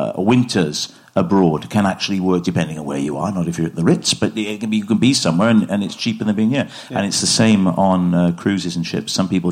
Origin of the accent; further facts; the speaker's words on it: Port Talbot, Wales, United Kingdom; I grew up in Port Talbot, and I was very naive. You know, I didn't grow up quick. I grew up slowly, and I was the oldest sibling.